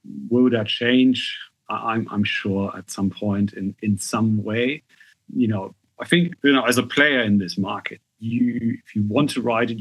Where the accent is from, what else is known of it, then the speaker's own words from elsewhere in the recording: Germany; moved away; I'm German, right? I'm half English, but I grew up in Germany